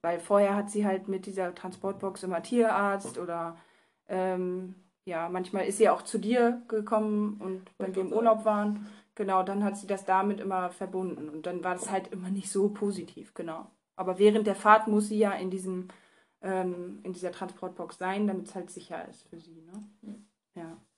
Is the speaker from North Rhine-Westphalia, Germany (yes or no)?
no; Bad Laer, Lower Saxony, Germany; also born or lived in near Osnabrück; ich komme halt aus dem Landkreis, aus einem Dörfchen, was Bad La heißt.